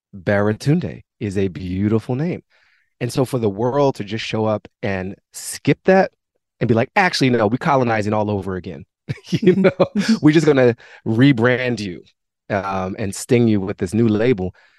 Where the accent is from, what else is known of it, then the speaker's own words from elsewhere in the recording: Washington, District of Columbia, United States; I grew up in Mount Pleasant in a, a great neighborhood in Washington, D.C.